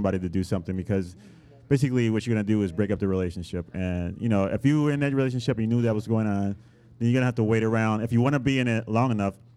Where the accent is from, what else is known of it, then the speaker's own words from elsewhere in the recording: Puerto Rico; moved away; I grew up in Puerto Rico.